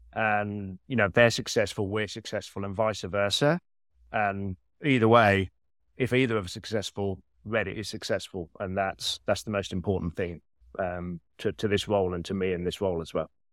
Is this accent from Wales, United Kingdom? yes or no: no; Birmingham, West Midlands, United Kingdom; accent: Birmingham; moved away as an adult; now in New York, United States; I've kept the Birmingham British accent